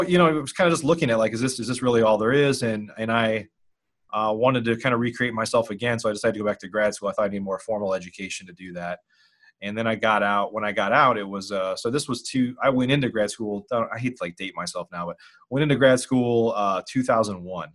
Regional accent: Illinois, United States; moved away as an adult; also born or lived in Chicago, Illinois; now in Dallas, United States; I grew up in Illinois.

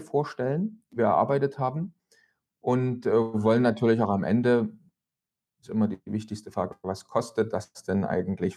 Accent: East Germany, Germany; ich komme aus dem Land, wo man mal gesagt hat, niemand hat die Absicht, eine Mauer zu bauen

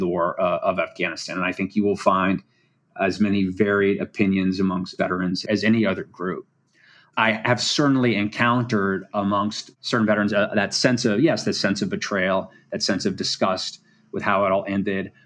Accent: Washington, District of Columbia, United States; I'm actually from Washington, D C

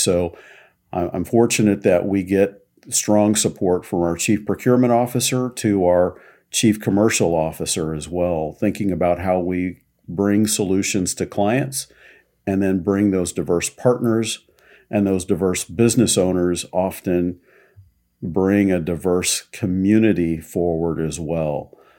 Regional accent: Kansas City, Missouri, United States; I'm originally from Kansas City

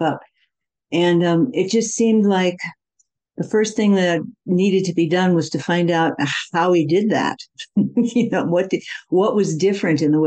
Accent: Midwest, United States; also born or lived in India; I come from the Midwest in America

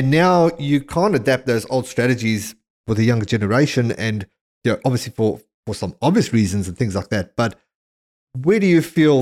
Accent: South Africa; growing up in South Africa

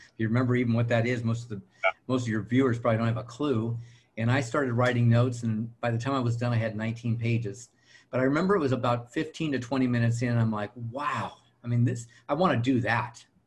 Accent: El Monte, California, United States; I'm from El Monte, California, Southern California, Los Angeles area

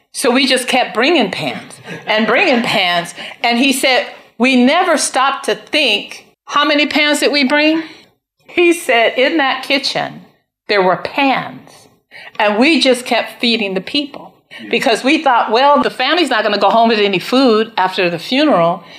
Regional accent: United States; I'm an American

